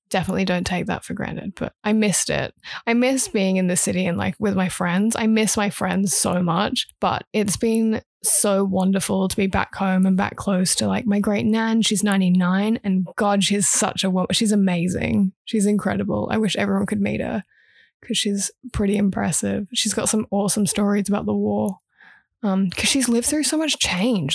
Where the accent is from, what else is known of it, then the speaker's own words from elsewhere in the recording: Brisbane, Queensland, Australia; accent: English; also born or lived in Huntingdon, United Kingdom / Sydney, Australia; I've grown up in Brisbane